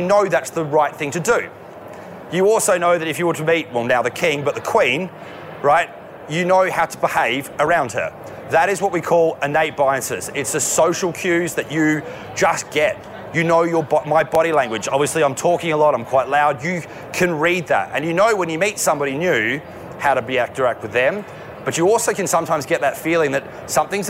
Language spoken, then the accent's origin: English; Australia; as an Australian male